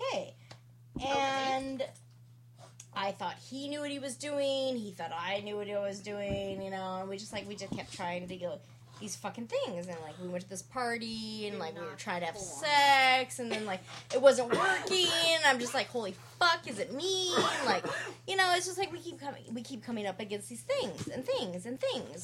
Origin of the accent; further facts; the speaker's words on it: Southern California, United States; I grew up in Southern California